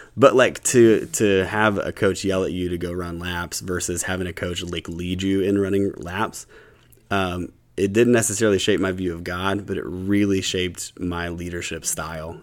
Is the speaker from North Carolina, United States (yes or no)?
no; Huntington, West Virginia, United States; now in Louisville, United States; I grew up, um, in Huntington, West Virginia